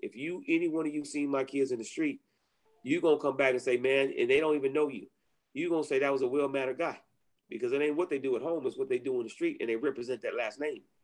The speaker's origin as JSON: {"language": "English", "town": "Inglewood", "region": "California", "country": "United States", "tie": "born or raised there", "said": "growing up in Inglewood"}